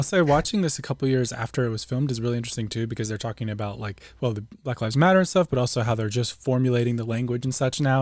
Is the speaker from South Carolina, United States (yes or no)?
no; Tulsa, Oklahoma, United States; I grew up in Oklahoma